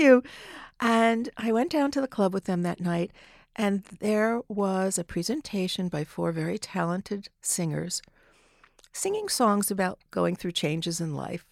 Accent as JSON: {"language": "English", "region": "New Jersey", "country": "United States", "tie": "born or raised there", "said": "I grew up in New Jersey, not far from the city"}